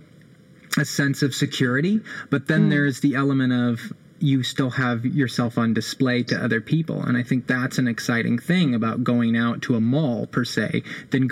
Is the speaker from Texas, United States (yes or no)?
yes; Austin, Texas, United States; now in Oklahoma City, United States; I'm originally from Austin, Texas